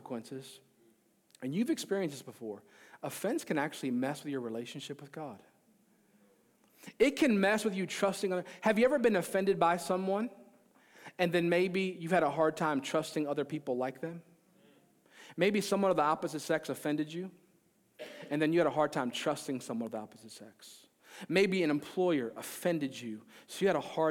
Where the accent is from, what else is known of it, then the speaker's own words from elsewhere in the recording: Maryland, United States; I grew up in Maryland